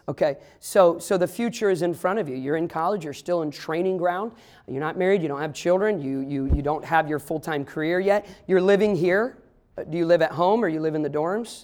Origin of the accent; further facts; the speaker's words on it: Midwest, United States; I grew up in the Midwest. I'm a Midwesterner, but my family's all from the South